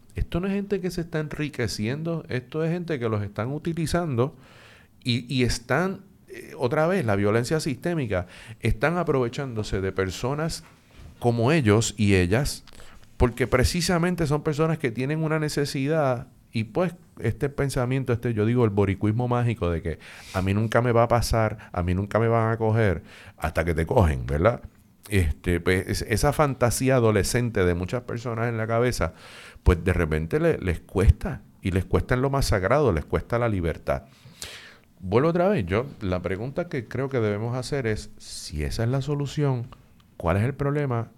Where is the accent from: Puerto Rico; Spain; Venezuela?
Puerto Rico; somos los boricuas y las boricuas